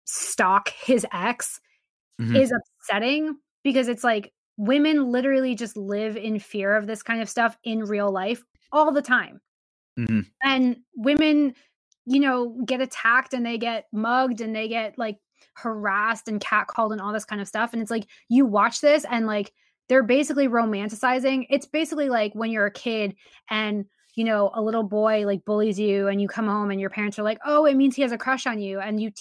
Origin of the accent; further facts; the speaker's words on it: Boston, Massachusetts, United States; I grew up in Boston and I grew up down the street from Fenway.